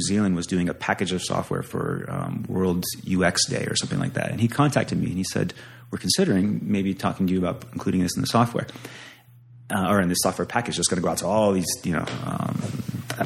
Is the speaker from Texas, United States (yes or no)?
no; Pennsylvania, United States; also born or lived in Santa Cruz, California; now in Fort Collins, United States; But I'm from Pennsylvania.